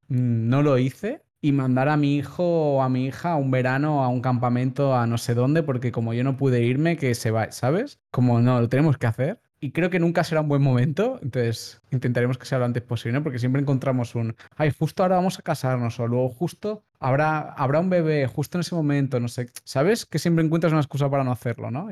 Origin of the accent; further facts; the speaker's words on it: Catalonia, Spain; nosotros somos catalanes, la familia catalana es muy de estar muy juntos